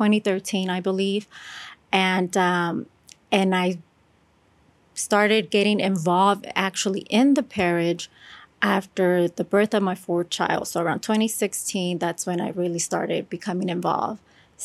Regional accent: California, United States; moved away; I'm from California.

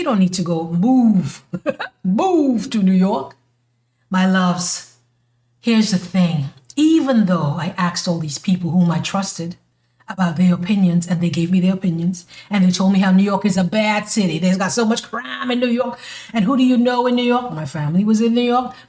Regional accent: St. Kitts & Nevis; moved away as an adult; now in United States; when I was living in my country, my home country, you know, I'm from the islands, baby, in St. Kitts, I wanted to move to the U.S.

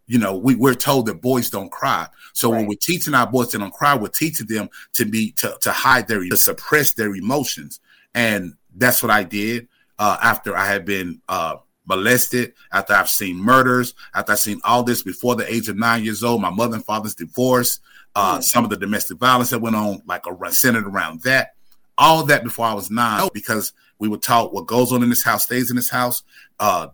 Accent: Winston-Salem, North Carolina, United States; now in Asheville, United States; I'm originally from Winston-Salem, North Carolina, but I've been living in Asheville for the past 40 plus years.

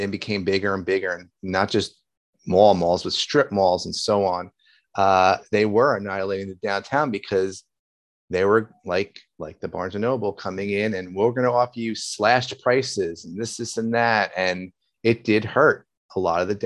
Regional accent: Union, New Jersey, United States; growing up in Union, we used to have the Union Center was it

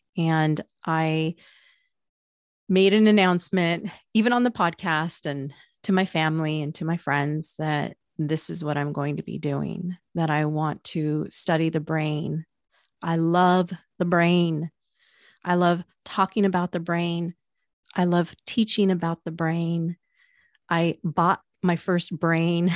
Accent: Pacific Northwest, United States; I'm from the Pacific Northwest

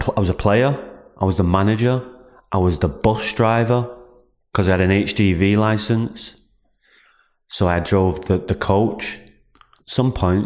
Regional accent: Salford, North West England, United Kingdom; Well, I grew up in Salford. I was moved to Salford when I was three. It was Swinton, but Swinton was in Salford

